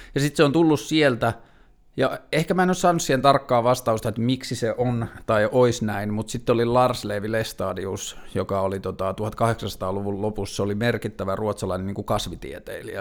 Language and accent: Finnish; Tornio, Lapland, Finland; now in Helsinki, Finland; mä oon kasvanut Torniossa